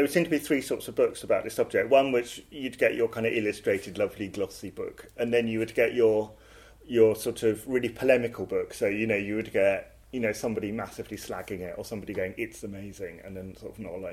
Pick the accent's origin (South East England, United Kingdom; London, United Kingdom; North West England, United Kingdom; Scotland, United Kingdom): London, United Kingdom; Croydon; also born or lived in Elephant and Castle, London; So I'm from Croydon, from a housing estate outside Croydon, New Addington